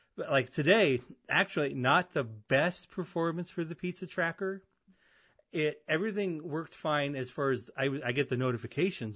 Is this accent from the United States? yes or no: yes; Avon, United States; moved away as an adult; I grew up and I moved away from Avon